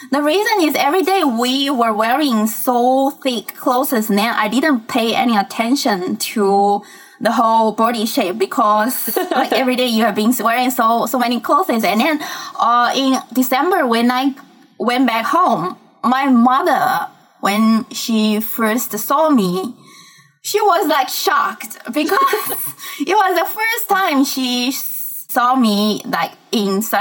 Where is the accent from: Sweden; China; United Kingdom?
China; Fujian; moved away as an adult; also born or lived in Harbin, China; now in Singapore; I was born and raised in Fujian, which is a province very close to Taiwan. And then when I was 18 years old, after the college entrance examination, I attended a university in Harbin, Harbin Institute of Technology